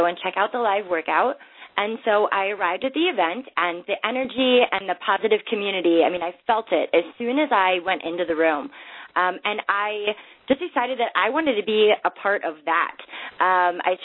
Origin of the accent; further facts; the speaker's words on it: Minnesota, United States; I grew up in Minnesota, so I was surrounded by hockey